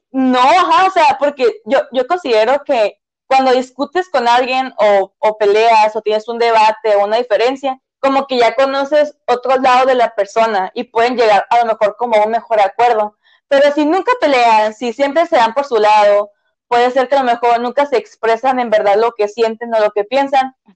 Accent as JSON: {"language": "Spanish", "region": "northern Mexico", "country": "Mexico", "said": "nosotros somos norteñas, ¿no? Y nosotros usamos más chilo que chido"}